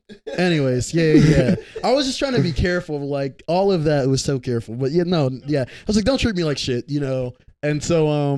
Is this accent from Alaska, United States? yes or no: no; Richmond, Virginia, United States; I grew up like on the south side of Richmond. So okay. You just leave the downtown area and head like south in Richmond for about like 10 minutes. And then that's about where I grew up over there.